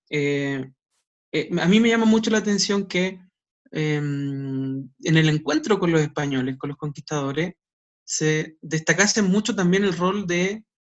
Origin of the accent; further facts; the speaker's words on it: Chile; para nosotros, por ejemplo, como chilenos